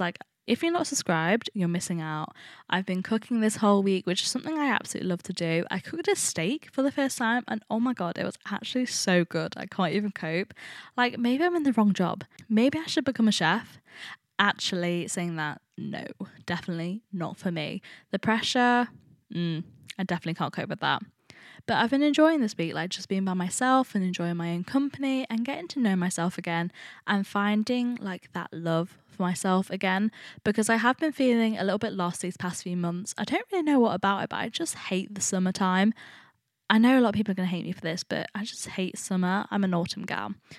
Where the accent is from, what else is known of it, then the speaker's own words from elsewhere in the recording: Nottingham, East Midlands, United Kingdom; I study fashion at Nottingham. A lot of people actually ask me why I went to the uni, my hometown